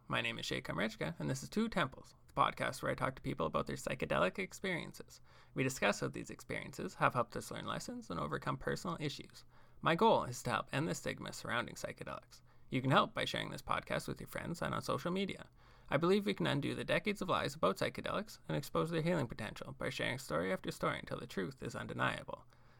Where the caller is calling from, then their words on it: Saskatchewan, Canada; Saskatchewan, Canada.